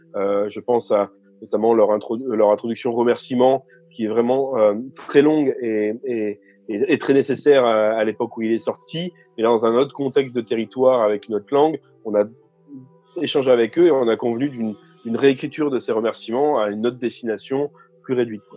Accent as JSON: {"language": "French", "country": "France", "said": "en tant que Français lisant du français"}